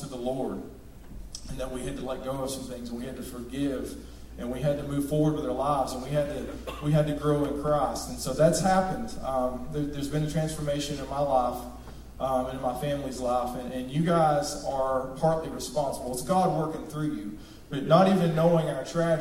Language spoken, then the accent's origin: English; Rossville, United States; I grew up in Rossville